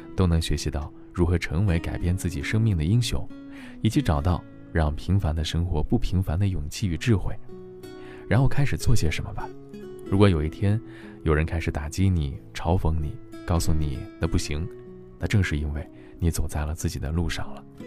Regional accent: China; 我们中国人

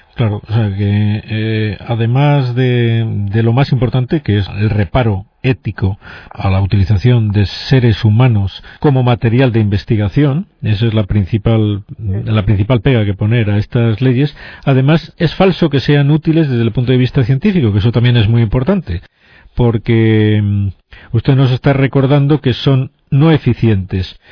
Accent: Spain

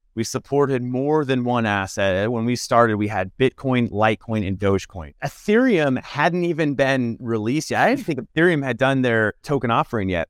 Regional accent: Nebraska, United States; maybe I'm from Nebraska

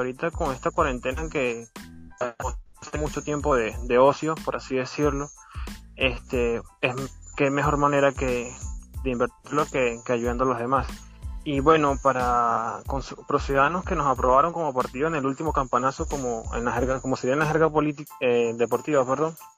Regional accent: Santa Cruz de Aragua, Aragua, Venezuela; soy aquí del estado Aragua, soy de Santa Cruz de Aragua

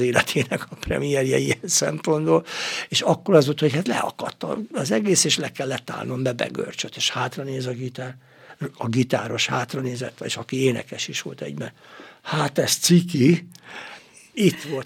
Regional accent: Gyöngyös, Heves, Hungary; ez gyöngyösön történt a szülővárosomban

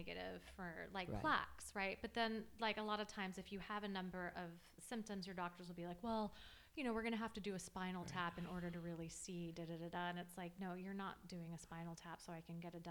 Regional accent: Los Angeles, California, United States; I grew up in Los Angeles

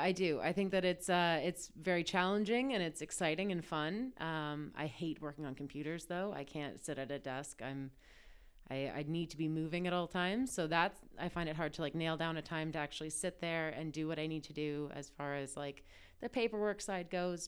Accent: Ancaster, Ontario, Canada; also born or lived in Toronto; I grew up in Ancaster, so I grew up going out there all the time.

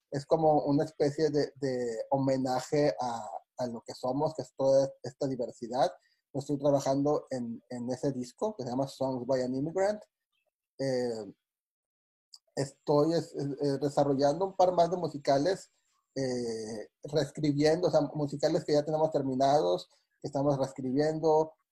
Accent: Mexico; de que juntos como comunidad, en este caso como comunidad mexicana también

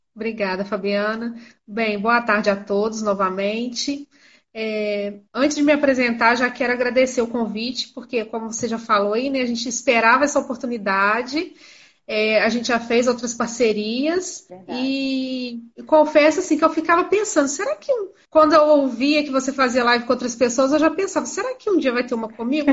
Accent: Miraí, Minas Gerais, Brazil; Eu sou de Minas Gerais

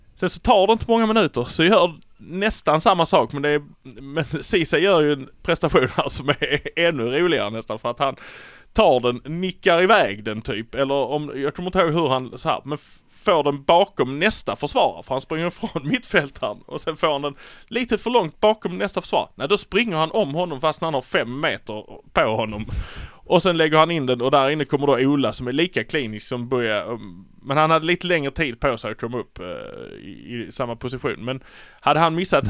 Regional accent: Malmö, Skåne, Sweden; vi är från Malmö

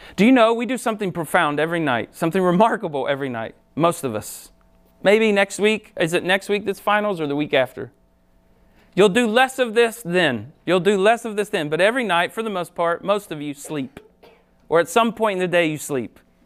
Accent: Ohio, United States; moved away as an adult; I grew up in Ohio, moved here fifteen years ago to help start Summit Church

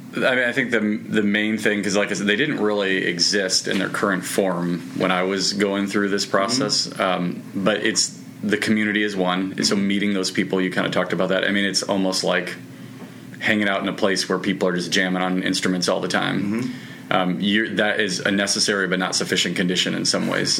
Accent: Midwest, United States; I'm from the Midwest

